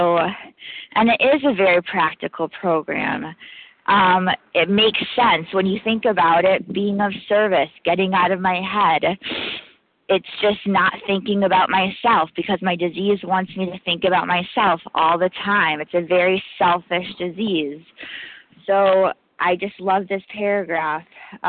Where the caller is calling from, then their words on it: New York, United States; I'm calling from New York, gratefully recovering compulsive overeater.